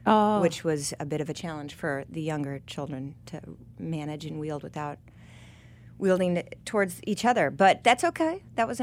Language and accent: English; Boca Raton, Florida, United States; now in Washington, D.C., United States; growing up in Boca in Florida